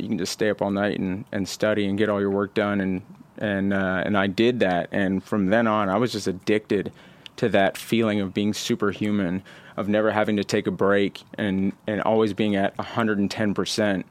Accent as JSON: {"language": "English", "town": "Houston", "region": "Texas", "country": "United States", "tie": "born or raised there", "also_born_or_lived": "Austin, Texas", "moved": "as an adult", "lives_now": "California, United States", "said": "born in Houston, um, and lived in Houston until I was about, uh, fourteen"}